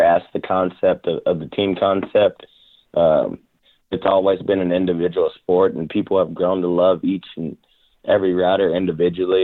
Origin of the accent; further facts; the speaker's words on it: Rockdale, Texas, United States; also born or lived in Temple, Texas / Baytown, Texas; I was born in Temple, but I was raised in Rockdale, back and forth between Rockdale and Baytown, Texas.